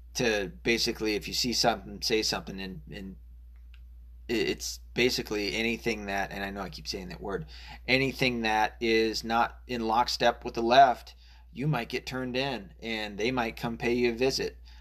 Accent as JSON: {"language": "English", "region": "Arkansas", "country": "United States", "tie": "born or raised there", "said": "I was born in Arkansas."}